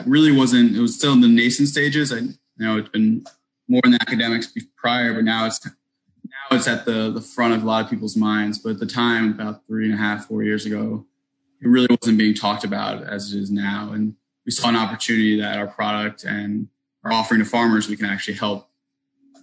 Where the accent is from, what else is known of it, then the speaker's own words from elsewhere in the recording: New York, United States; I grew up right outside New York City